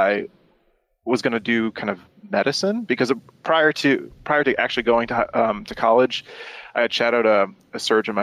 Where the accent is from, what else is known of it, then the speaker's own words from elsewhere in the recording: Detroit, Michigan, United States; also born or lived in Germany; I grew up in Germany for the first couple of years and then moved to the States. My dad worked for the automotive industry, so we moved to Detroit, Michigan